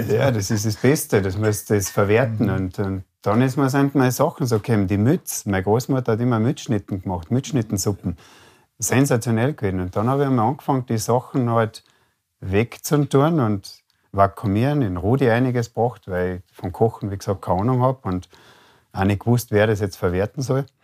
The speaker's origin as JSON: {"language": "German", "region": "Carinthia", "country": "Austria", "tie": "born or raised there", "said": "ich bin gebürtiger Kärntner, aufgewachsen an einem Bergbauernbetrieb."}